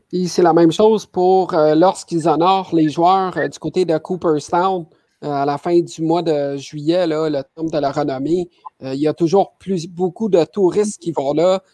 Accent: Quebec, Canada; chez nous, au Québec, à Montréal

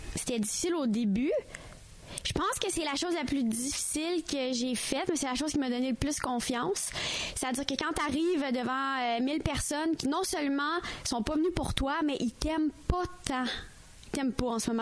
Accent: Ontario, Canada; moved away as an adult; now in Montreal, Canada; je suis ontarienne, mais maintenant, je suis québécoise, puis c'est ça que je suis

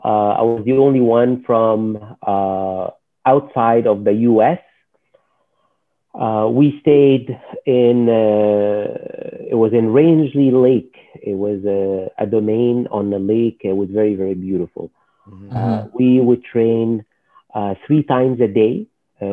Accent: Alexandria, Alexandria Governorate, Egypt; moved away as an adult; now in Montreal, Canada; I was born in Egypt, Alexandria, Egypt, and I started in Shotokan Karate for a short period of time. Then I was more involved in university when I was in the University of Alexandria.

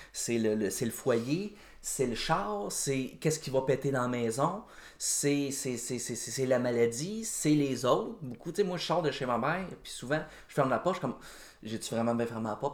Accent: Joliette, Quebec, Canada; now in Saint-Alphonse-Rodriguez, Canada; Je viens de Joliette

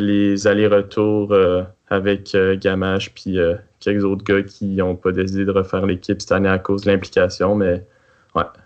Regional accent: Quebec City, Quebec, Canada; also born or lived in Montreal; je suis né à Montréal. Mais rapidement, euh, ma famille a déménagé ici euh, à Québec

